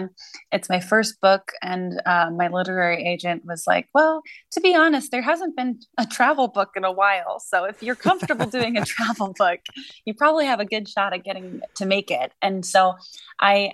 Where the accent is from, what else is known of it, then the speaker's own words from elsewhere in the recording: New England, United States; I'm from New England